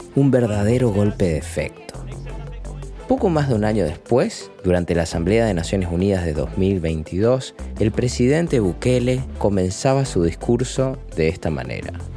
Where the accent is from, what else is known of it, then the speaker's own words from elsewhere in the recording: Argentina; soy nacido y criado en Argentina